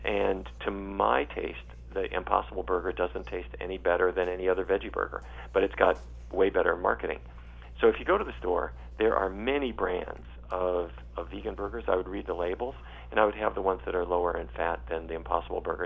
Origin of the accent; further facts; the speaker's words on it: North Dakota, United States; I grew up in North Dakota